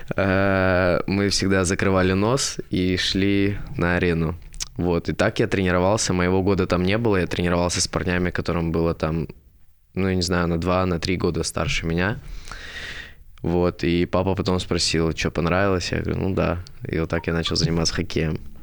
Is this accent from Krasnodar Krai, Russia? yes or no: yes; Sochi, Krasnodar Krai, Russia; moved away; я сам из Сочи